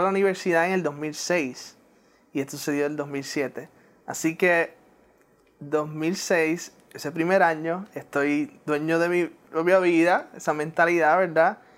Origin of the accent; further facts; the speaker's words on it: Puerto Rico; first language English; Spanish is a second language; moved away as an adult; also born or lived in Newark, New Jersey / Pennsylvania; now in West Palm Beach, United States; la niñez en Puerto Rico, ahí me encantó mi niñez en Puerto Rico